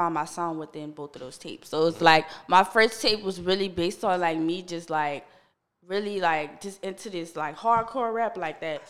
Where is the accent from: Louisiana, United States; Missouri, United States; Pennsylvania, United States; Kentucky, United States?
Louisiana, United States; West Bank, New Orleans area; I'm from the West Bank. Mm-hmm. So, it's like around, like, Woodmere, Harvey, that area. Mm-hmm. I grew up over there, like, my whole life